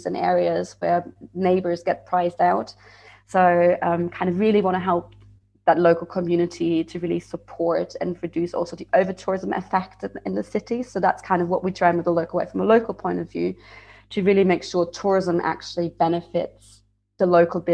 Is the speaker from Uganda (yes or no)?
no; Frankfurt, Hesse, Germany; moved away as an adult; also born or lived in Bavaria; I'm from Frankfurt originally, so I didn't even drink beer. But then I moved to Bavaria for studying